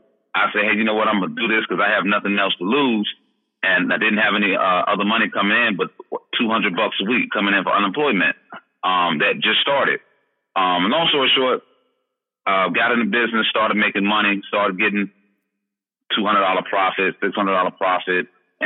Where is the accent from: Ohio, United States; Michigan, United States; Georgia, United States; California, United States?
Georgia, United States; Atlanta; Well, background, of course, I'm originally from Atlanta, Georgia.